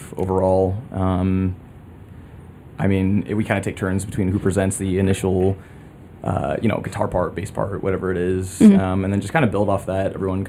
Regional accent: Champaign, Illinois, United States; moved away as an adult; now in Chicago, United States; I'm from Champaign area originally.

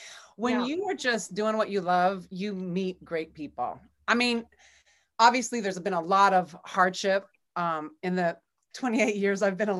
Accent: California, United States; now in Ann Arbor, United States; I moved from California. I'm a California girl who spent a lot of time in Ann Arbor.

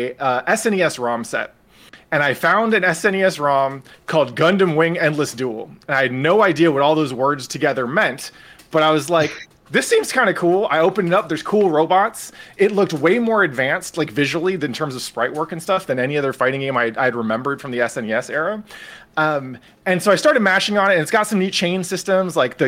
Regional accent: San Francisco, California, United States; I grew up in San Francisco

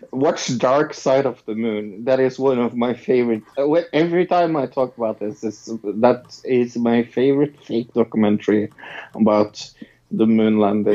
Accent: Norway; I'm from Norway

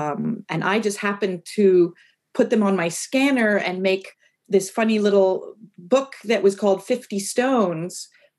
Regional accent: New York City, New York, United States; also born or lived in Maine; now in San Francisco, United States; I grew up in New York City, but I spent childhood summers in Maine and on an island in Maine.

